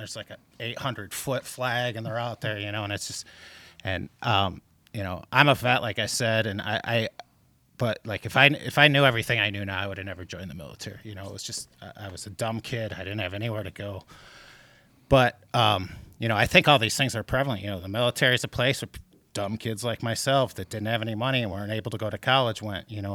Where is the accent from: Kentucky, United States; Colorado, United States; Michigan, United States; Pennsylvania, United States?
Michigan, United States; outside Detroit; I grew up outside Detroit